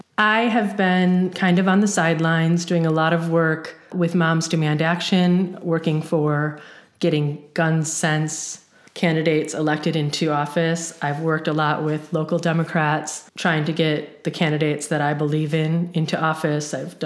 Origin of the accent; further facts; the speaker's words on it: Kewaskum, Wisconsin, United States; moved away as an adult; also born or lived in Milwaukee, Wisconsin; now in Champaign-Urbana, United States; So I grew up in a really small town in rural Wisconsin called Kewaskum, a very small population, under 3,000 people.